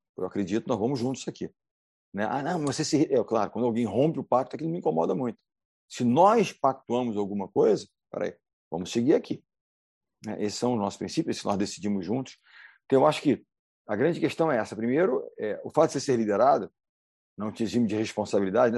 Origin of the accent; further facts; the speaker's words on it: Rio de Janeiro, Brazil; Segue aqui no Rio, eu sou do Rio de Janeiro. O Rio de Janeiro, carioca